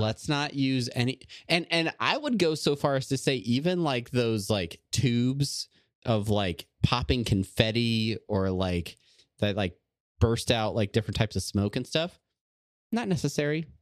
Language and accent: English; Southern California, United States; I'm from Southern California in the eighties